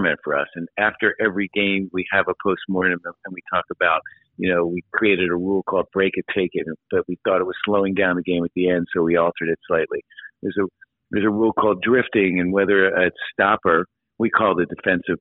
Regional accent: Philadelphia, Pennsylvania, United States; I grew up in Philadelphia

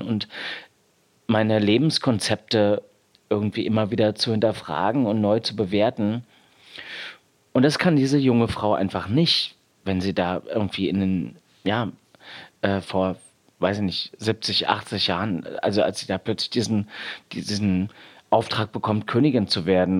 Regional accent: East Germany, Germany; ich bin im Osten groß geworden oder hatte da meine Kindheit

